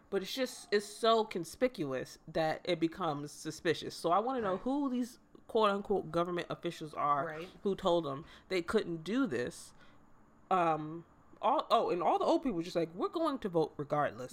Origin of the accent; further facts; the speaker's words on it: United States; as an American